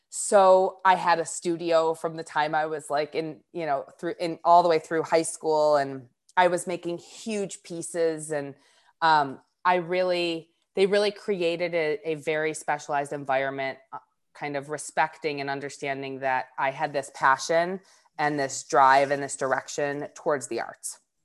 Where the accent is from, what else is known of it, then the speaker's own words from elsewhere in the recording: north of Detroit, Michigan, United States; I grew up about twenty minutes north of Detroit